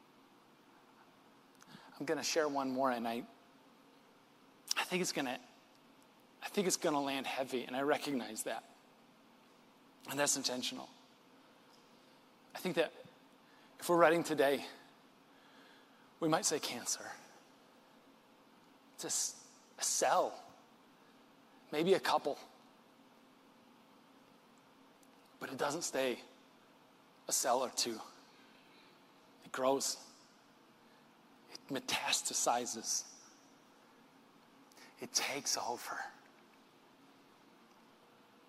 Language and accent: English; West Michigan, United States; born and raised in West Michigan, like I am